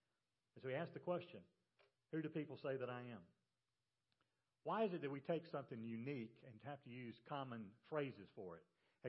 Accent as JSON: {"language": "English", "town": "Macon", "region": "Georgia", "country": "United States", "tie": "born or raised there", "said": "I grew up in Macon, Georgia."}